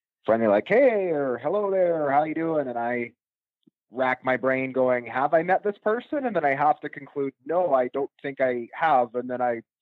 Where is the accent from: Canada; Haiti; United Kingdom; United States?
Canada; Winnipeg, Manitoba; moved away as an adult; now in rural Manitoba, Canada; I'm originally from Winnipeg